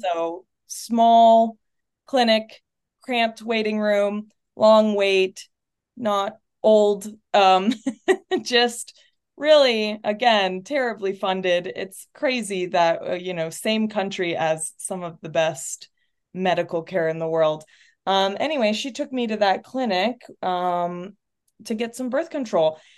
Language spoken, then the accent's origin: English; North Texas, United States; also born or lived in Chile / Portland, Oregon; I grew up in North Texas, but, um, I'm from Chile